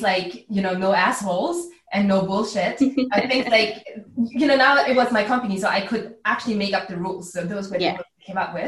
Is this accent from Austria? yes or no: yes; Austria; also born or lived in United States; now in Berlin, Germany; I grew up in Austria